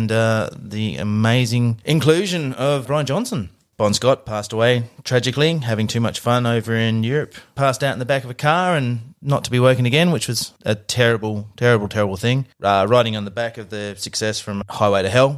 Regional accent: Australia; it's very Australian way of life

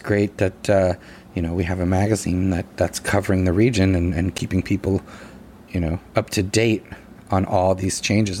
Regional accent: Massachusetts, United States; originally a Mass hole like myself.

